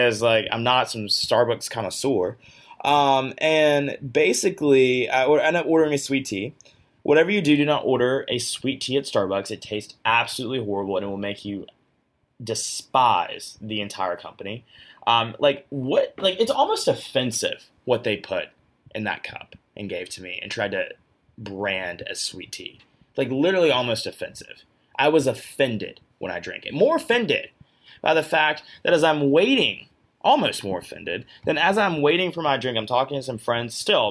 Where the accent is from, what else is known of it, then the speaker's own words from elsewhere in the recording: Georgia, United States; My home state of Georgia